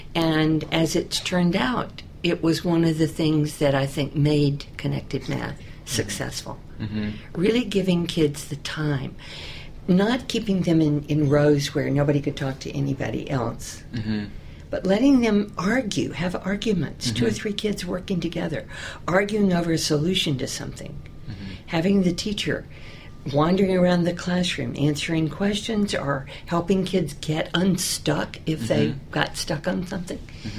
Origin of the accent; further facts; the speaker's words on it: Georgia, United States; Well, I grew up in the South, southern part of Georgia, very close to the Florida line.